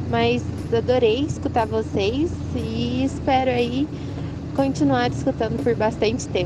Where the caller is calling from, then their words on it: Uberlândia, Minas Gerais, Brazil; sou de Uberlândia, Minas Gerais.